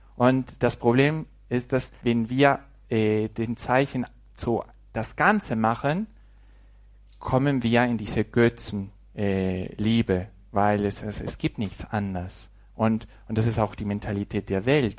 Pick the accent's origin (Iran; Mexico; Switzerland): Mexico; German is a second language; moved away; dass ich auch als Mexikaner Deutsch sprechen kann. Ein bisschen, ne? also mit Fehlern